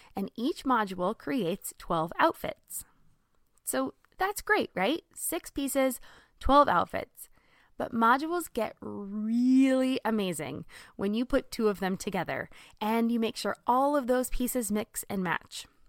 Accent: Southern California, United States; moved away as an adult; also born or lived in Texas / Midwest; I grew up in Southern California

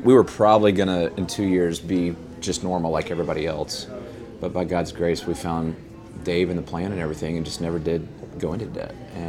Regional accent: Texas, United States; But I'm from West Texas, and out there, those cars aren't worth anything in a cotton field where you got to go out and do real work.

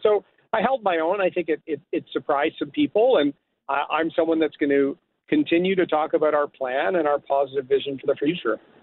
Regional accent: Bowmanville, Ontario, Canada; moved away as an adult; also born or lived in Toronto; I grew up in Bowmanville

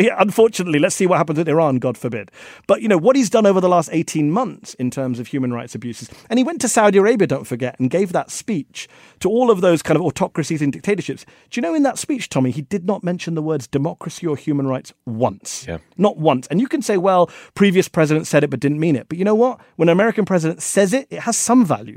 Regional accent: India; I'm from India.

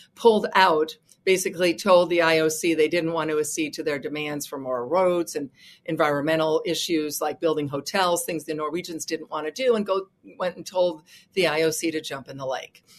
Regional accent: United States; as an American

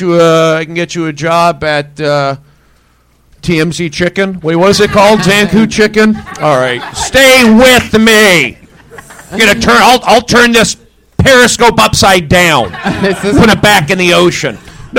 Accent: Los Angeles, California, United States; I grew up here in Los Angeles

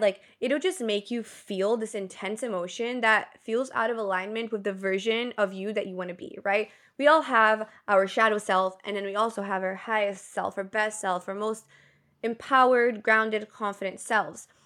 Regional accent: Brazil; moved away; Because I grew up in Brazil, I speak Portuguese fluently, and then I also am fluent in English and in Spanish.

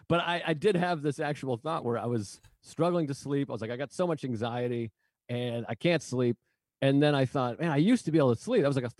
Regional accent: Massachusetts, United States; now in New York, United States; at least I'm from Massachusetts.

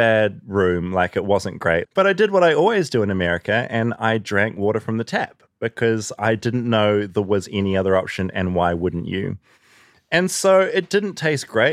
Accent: New Zealand; moved away as an adult; now in United States; I'm booking from New Zealand

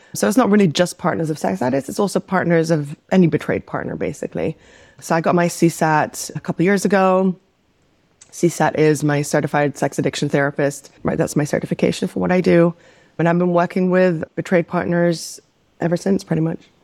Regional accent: Amsterdam, North Holland, Netherlands; also born or lived in New York; now in Los Angeles, United States; We grew up in the Netherlands, in Amsterdam

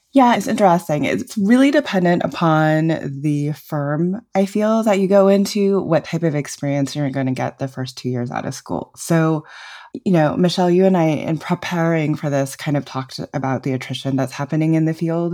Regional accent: New Mexico, United States; I grew up in New Mexico

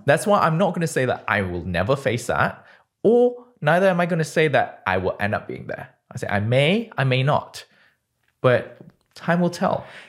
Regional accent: Malaysia; moved away as an adult; also born or lived in United Kingdom; now in San Francisco, United States; born and bred in Malaysia, Um, I didn't leave my country until I was twenty

